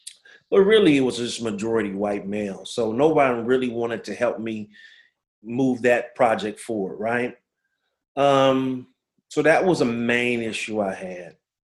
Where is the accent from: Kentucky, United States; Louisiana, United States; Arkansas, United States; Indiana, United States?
Louisiana, United States; New Orleans; As you alluded to … I'm from New Orleans, Louisiana. Son of a person who was in the military for 23 years. So we moved around a lot growing up.